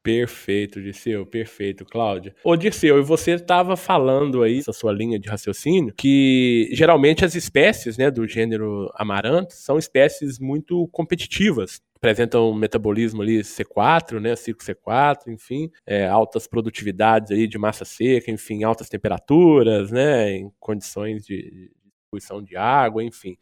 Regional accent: Minas Gerais, Brazil; como um bom mineiro

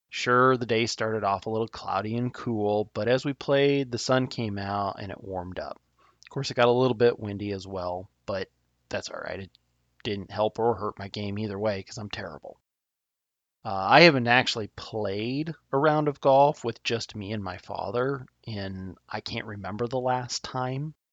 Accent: Nebraska, United States; my home state of Nebraska

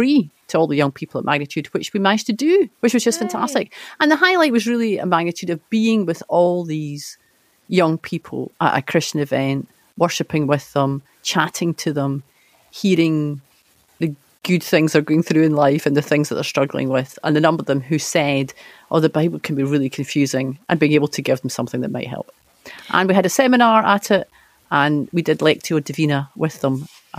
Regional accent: Scotland, United Kingdom; And I'm just left wondering where we go as a Scottish culture so that you can actually say to your friend, you know, I follow Jesus and this is why

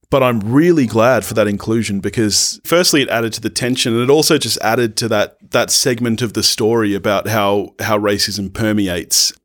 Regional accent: Australia; being Australian

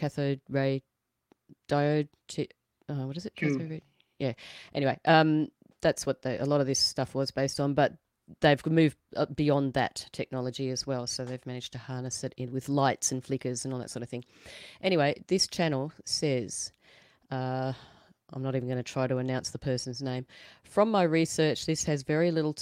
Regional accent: Australia; being an Aussie

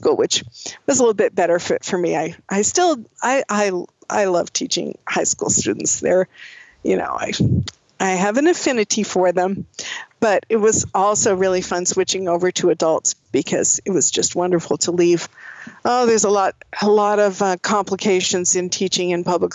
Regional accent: Oakland, California, United States; also born or lived in Seattle, Washington; I grew up in California. I grew up in the Bay Area in Oakland, and that's where I grew up

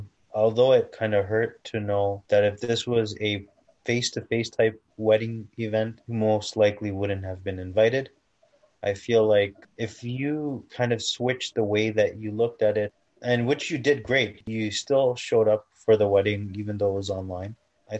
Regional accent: Toronto, Ontario, Canada; I was born and raised in Toronto

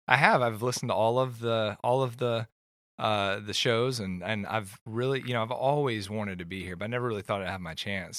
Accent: Atlanta, Georgia, United States; moved away as an adult; also born or lived in California; I grew up in Atlanta, and I moved to California after college

